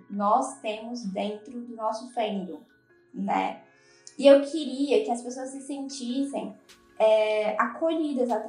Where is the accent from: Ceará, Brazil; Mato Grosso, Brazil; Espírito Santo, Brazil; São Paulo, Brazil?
Ceará, Brazil; todas nós aqui, nós somos nordestinas. Eu sou aqui do Marco Ceará